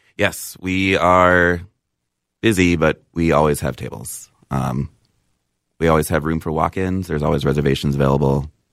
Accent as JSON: {"language": "English", "town": "Apple Valley", "region": "Minnesota", "country": "United States", "tie": "born or raised there", "said": "I was born in Apple Valley."}